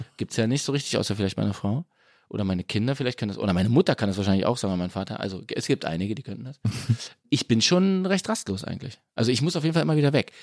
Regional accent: Berlin, Germany; moved away as an adult; now in Munich, Germany; meine Eltern sind im Grunde aus Köpenick ja. und sind mit mir dann eben, also mit meiner Schwester und mir, äh, dann eben in den 80er Jahren nach Prenzlauer Berg gezogen

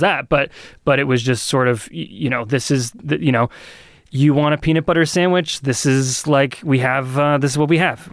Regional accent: Lee, New Hampshire, United States; also born or lived in Portsmouth, New Hampshire; I grew up in Lee

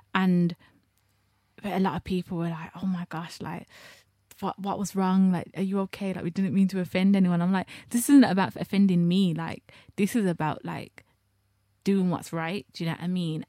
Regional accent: Birmingham, West Midlands, United Kingdom; I'm a heterosexual black girl from Birmingham

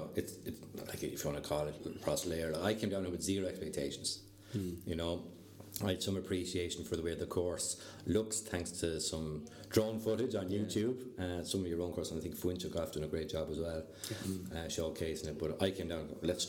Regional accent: Kilfenora, Munster, Ireland; moved away; For me, originally being from Kilfenora in County Clare

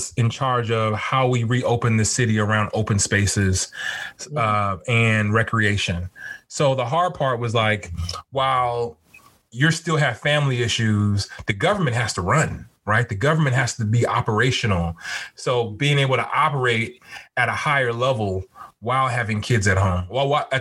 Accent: California, United States; now in Washington, D.C., United States; I'm from California originally.

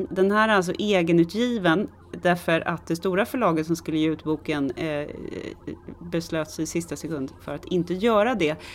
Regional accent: Stockholm, Stockholm County, Sweden; jag är också lite mer högstående för att jag har vuxit upp i Tensta.

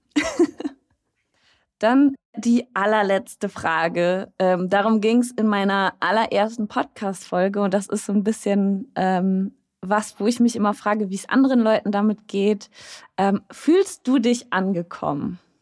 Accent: Nordwalde, North Rhine-Westphalia, Germany; now in Hamburg, Germany; aus Nordwalde

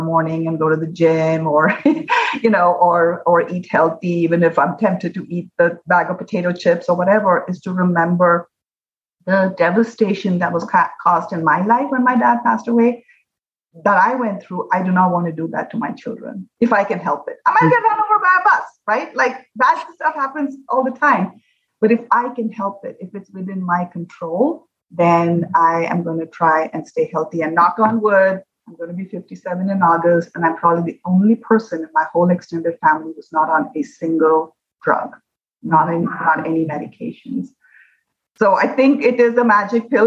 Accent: India; now in Hawaii, United States; When I was growing up in India

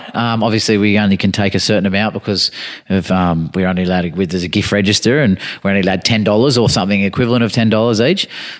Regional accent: Sydney, New South Wales, Australia; I grew up in Bondi

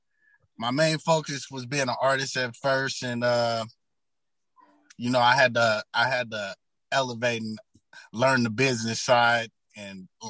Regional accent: Las Vegas, Nevada, United States; I'm from Las Vegas, Nevada, born and raised.

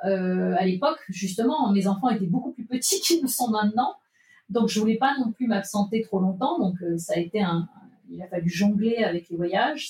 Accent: Nantes, Pays de la Loire, France; Je suis née à Nantes

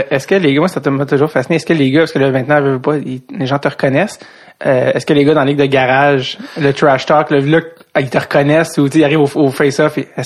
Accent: Montreal, Quebec, Canada; j'étais à la joie Saint-Michel parce qu'il y avait plus d'équipe à un moment donné, j'habitais dans l'Ouest

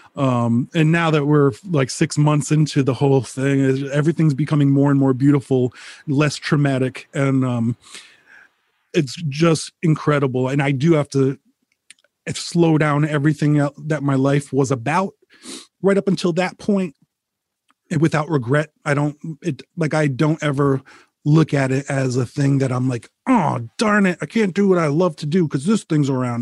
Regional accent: Rhode Island, United States; moved away as an adult; now in Connecticut, United States; I bought the house I grew up in in Rhode Island

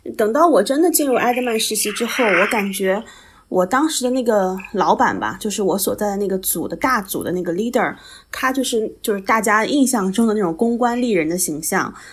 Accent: Shandong, China; moved away as an adult; also born or lived in Shanghai; now in Hong Kong; 我是山东人嘛，就是我是山东的考生，然后其实我能够去到上海的学校并不是很多

